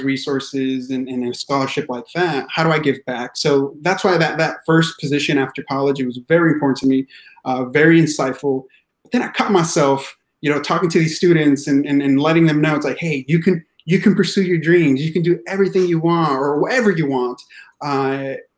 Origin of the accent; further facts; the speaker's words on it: Yakima Valley, central Washington, United States; also born or lived in Mexico; I grew up in the Yakima Valley, which is central Washington state area.